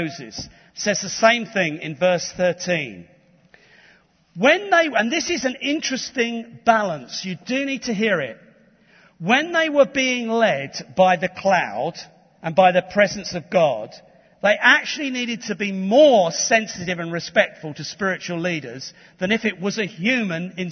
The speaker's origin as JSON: {"language": "English", "region": "London", "country": "United Kingdom", "tie": "born or raised there", "said": "I was born in Tottenham."}